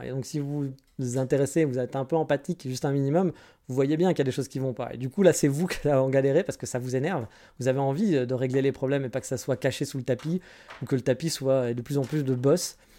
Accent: France; now in Japan; je suis français

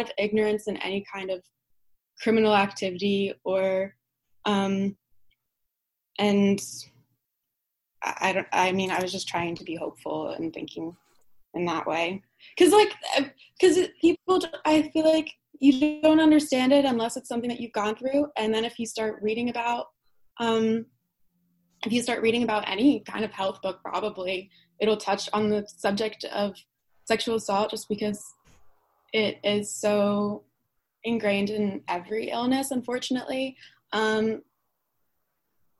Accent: New Jersey, United States; I'm from Jersey. I grew up in Jersey rather, but I came here last Wednesday

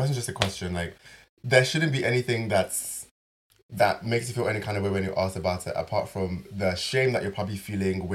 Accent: Nigeria; I'm Nigerian. I go back to Nigeria.

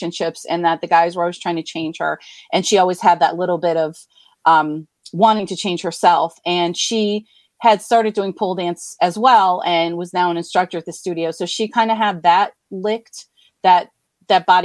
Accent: Scranton, Pennsylvania, United States; I am from Scranton, Pennsylvania, born, raised, still live here.

